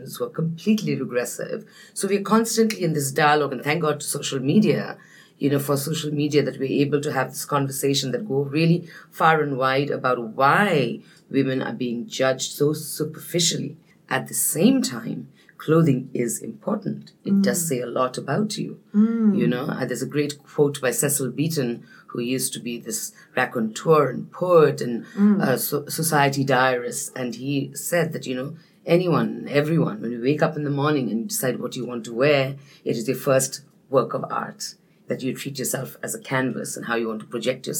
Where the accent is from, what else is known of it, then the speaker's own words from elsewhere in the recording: Darjeeling, West Bengal, India; I was born and raised there, but I'm Nepali. So my origins are in the beautiful Himalayan kingdom, and I grew up in Darjeeling